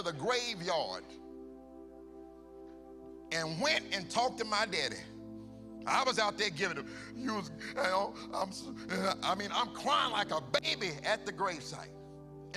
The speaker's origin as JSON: {"language": "English", "area": "Charlotte", "region": "North Carolina", "country": "United States", "tie": "born or raised there", "said": "my hometown"}